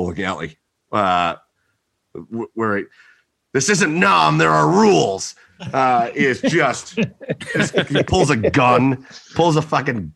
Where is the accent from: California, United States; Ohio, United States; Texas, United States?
Ohio, United States; Rocky River; they filmed like all the shots from around town in Rocky River. So that was just my hometown in a movie